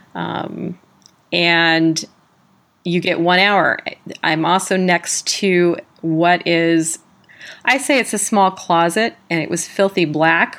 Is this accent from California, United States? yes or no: yes; San Diego, California, United States; also born or lived in South Carolina; I was from San Diego, California